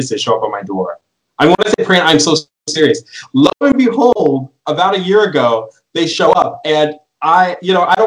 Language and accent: English; Elizabeth, Colorado, United States; So I'm cradle Catholic, born and raised. I grew up in the Novus Ordo. I come from a really, really small hick town, middle of nowhere, called Elizabeth, Colorado.